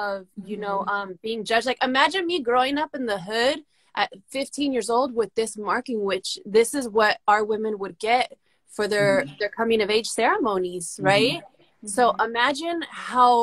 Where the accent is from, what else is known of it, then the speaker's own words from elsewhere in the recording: Los Angeles, California, United States; I grew up in the San Fernando Valley, Los Angeles County